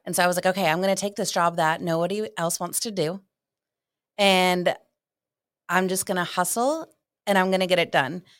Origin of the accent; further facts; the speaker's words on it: Ohio, United States; moved away as an adult; also born or lived in South Carolina; I'm originally from Ohio, and I went to college in South Carolina